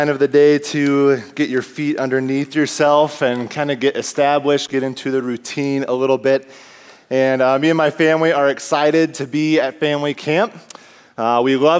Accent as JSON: {"language": "English", "region": "Iowa", "country": "United States", "tie": "born or raised there", "moved": "as an adult", "lives_now": "Minnesota, United States", "said": "me and my wife were both born and raised in Iowa"}